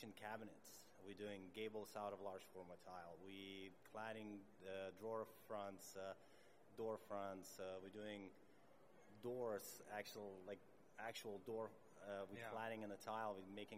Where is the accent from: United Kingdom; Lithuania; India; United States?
Lithuania; moved away as an adult; now in Canada; I'm originally from Lithuania. Moved to Canada 11 years ago